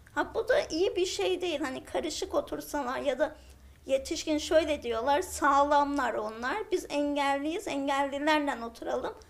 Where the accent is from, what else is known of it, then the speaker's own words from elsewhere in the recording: Ağrı Province, Turkey; Aslen Ağrılıyım